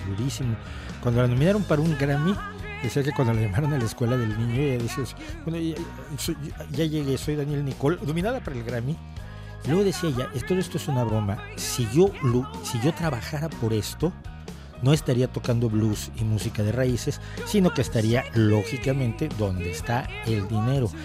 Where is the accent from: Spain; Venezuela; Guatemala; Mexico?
Mexico; en México